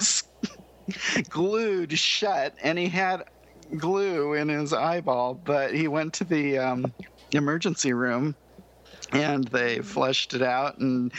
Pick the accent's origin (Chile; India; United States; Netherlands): United States; I'm from the United States